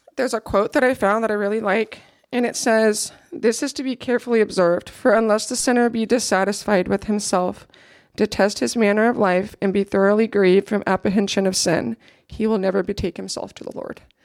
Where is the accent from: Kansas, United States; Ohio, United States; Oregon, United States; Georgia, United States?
Kansas, United States; Ulysses; So that's where I grew up